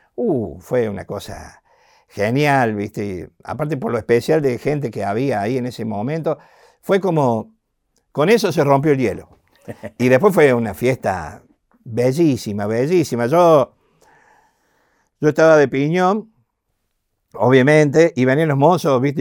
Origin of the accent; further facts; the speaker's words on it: Argentina; Encima del interior, con mucha raíz